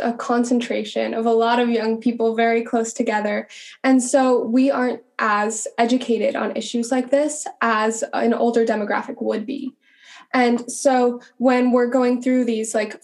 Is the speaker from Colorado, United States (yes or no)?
no; Montana, United States; moved away as an adult; I grew up in Montana